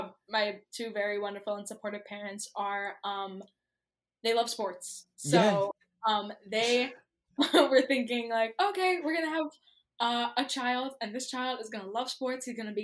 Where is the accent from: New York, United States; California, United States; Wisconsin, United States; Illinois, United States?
New York, United States; New York City; I'm from the Bronx. I was born and raised in the Bronx. I still live in the Bronx